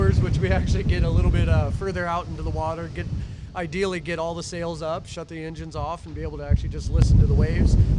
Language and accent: English; Midwest, United States; moved away; I'm originally from the Midwest